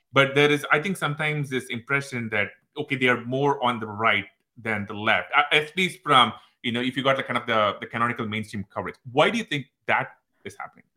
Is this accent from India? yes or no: yes; India; moved away as an adult; now in United States; when we grew up in India